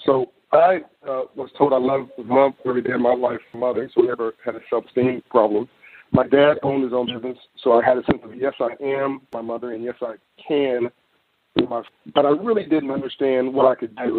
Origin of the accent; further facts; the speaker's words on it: Los Angeles, California, United States; I'm from California, in South Central Los Angeles